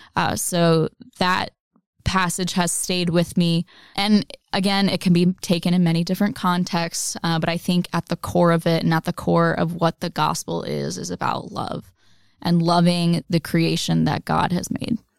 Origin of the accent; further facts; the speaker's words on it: the South, United States; I grew up in the South